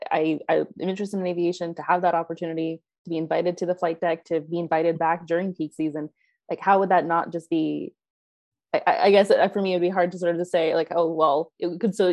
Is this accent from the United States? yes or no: no; Eastern Canada, Canada; I'm just thinking as someone that grew up in Eastern Canada